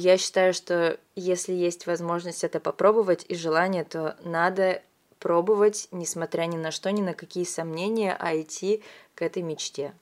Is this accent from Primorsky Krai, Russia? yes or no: yes; Vladivostok, Primorsky Krai, Russia; moved away as an adult; also born or lived in Moscow; now in Saint Petersburg, Russia; Я сама родом из Владивостока